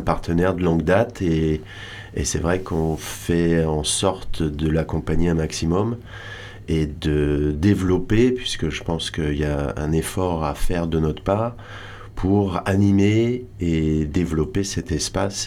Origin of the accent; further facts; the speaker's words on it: Audierne, Brittany, France; also born or lived in Réunion; now in Hossegor, France; Moi je suis breton